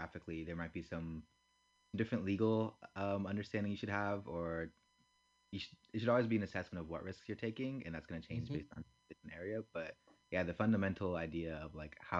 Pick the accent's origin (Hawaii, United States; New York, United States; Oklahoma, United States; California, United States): California, United States; San Francisco; I'm not from Oakland, I'm from San Francisco